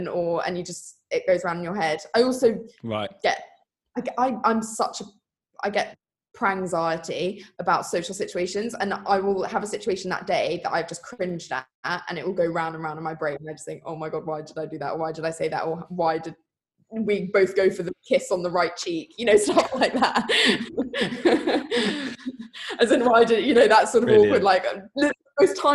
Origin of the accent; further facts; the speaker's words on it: Sussex, South East England, United Kingdom; from Sleepy Sussex